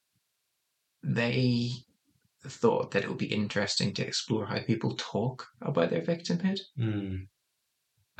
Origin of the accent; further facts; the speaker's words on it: Northern Ireland, United Kingdom; moved away; growing up in Northern Ireland